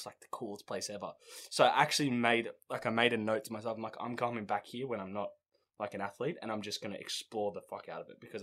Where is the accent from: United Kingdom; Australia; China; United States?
Australia; we come from Australia